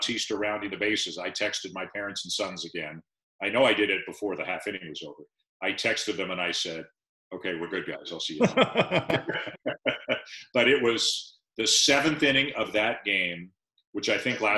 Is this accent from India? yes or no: no; Toronto, Ontario, Canada; also born or lived in London; The only 4 years of my life I didn't live in Toronto was when I was at school in London. So I grew up on sports in Toronto.